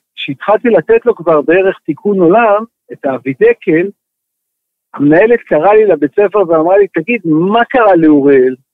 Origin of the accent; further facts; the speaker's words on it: Israel; אני גדלתי במושב, מושבניק